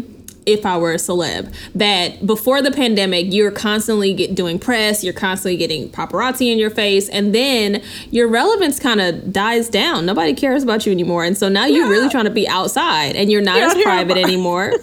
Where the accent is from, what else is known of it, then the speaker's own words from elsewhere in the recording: Texas, United States; now in Los Angeles, United States; I may live in LA, but I'm from Texas